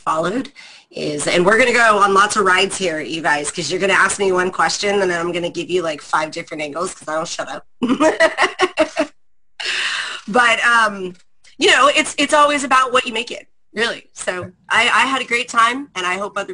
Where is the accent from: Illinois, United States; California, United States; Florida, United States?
California, United States; San Jose; I am a Bay Area brat. I'm from San Jose, California